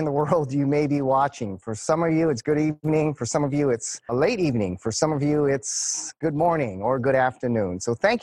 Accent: Hawaii, United States; growing up here in Hawaii

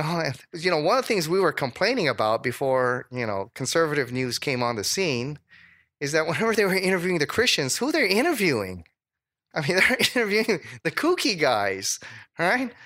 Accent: Hawaii, United States; moved away; also born or lived in Dallas; I was from Hawaii.

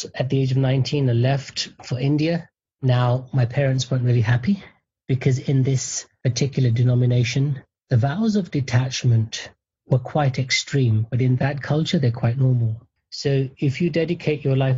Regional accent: United Kingdom; I was born and raised in the United Kingdom.

